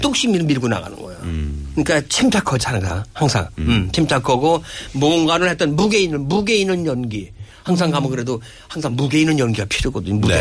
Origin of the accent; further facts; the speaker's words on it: Chungcheong, South Korea; accent: Chungcheong dialect; 내 사투리를 쓰면 어떻겠냐 충청도 사투리 한번 써보겠다니까